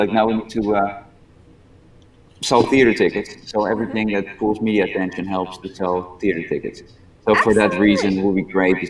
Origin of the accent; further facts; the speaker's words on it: Netherlands; also born or lived in Pigeon Forge, Tennessee; now in Ohio, United States; I grew up in the Netherlands.